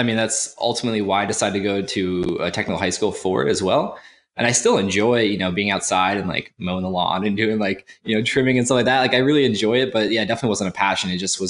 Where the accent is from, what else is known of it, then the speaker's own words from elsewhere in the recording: Cape Cod, Massachusetts, United States; now in Raleigh, United States; So I grew up on Cape Cod, Massachusetts